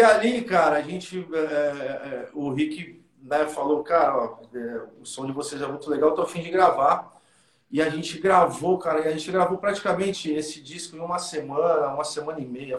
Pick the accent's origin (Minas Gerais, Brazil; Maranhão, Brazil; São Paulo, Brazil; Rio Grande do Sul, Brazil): São Paulo, Brazil; Santos; A gente a gente é de Santos